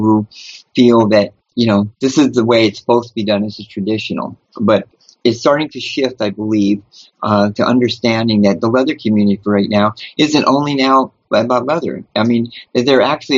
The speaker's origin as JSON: {"language": "English", "town": "New Orleans", "region": "Louisiana", "country": "United States", "moved": "yes", "said": "I'm originally from New Orleans"}